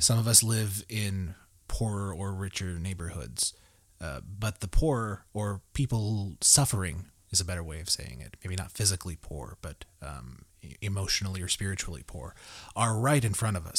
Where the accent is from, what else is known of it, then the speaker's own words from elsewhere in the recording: Tulsa, Oklahoma, United States; now in Broken Arrow, United States; I live in Broken Arrow, Oklahoma. I grew up in Tulsa